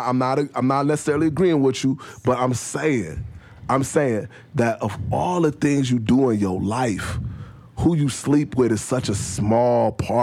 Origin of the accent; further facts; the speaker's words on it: Chicago, Illinois, United States; moved away; I come from Chicago.